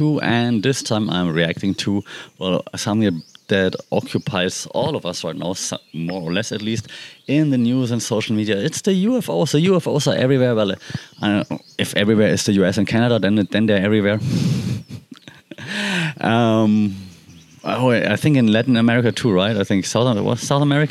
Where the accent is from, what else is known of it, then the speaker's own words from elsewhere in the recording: Germany; moved away; I'm from Germany